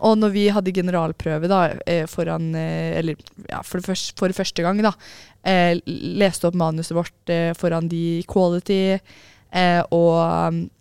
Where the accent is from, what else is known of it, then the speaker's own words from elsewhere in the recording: Oslo, Norway; jeg er fra Oslo